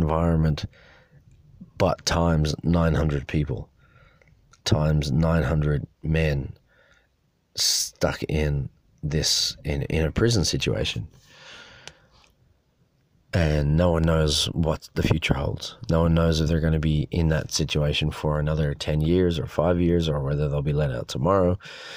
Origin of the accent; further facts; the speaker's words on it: Dublin, Leinster, Ireland; I came from Dublin